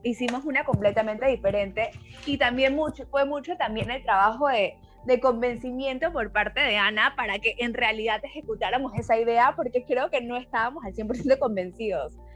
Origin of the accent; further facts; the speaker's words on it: Panama; now in Mexico; yo soy panameña, pero vivo en México